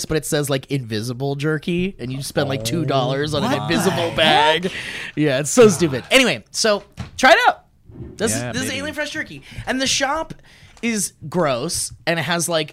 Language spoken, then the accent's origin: English; Oxnard, California, United States; I grew up in Oxnard